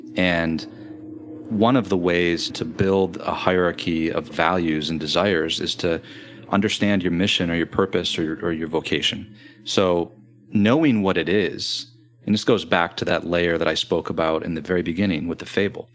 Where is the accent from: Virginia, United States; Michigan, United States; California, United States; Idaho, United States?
Michigan, United States; Grand Rapids; I'm from Grand Rapids, Michigan